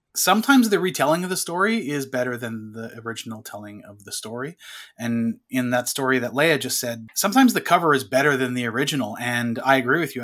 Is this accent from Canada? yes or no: yes; Canada; I grew up in French, uh, Canadian world, so every class was French, except for English class.